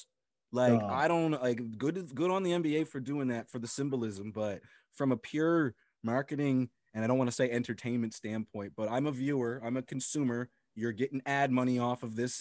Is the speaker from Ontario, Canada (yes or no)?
no; Eastern Passage, Nova Scotia, Canada; I grew up in Eastern Passage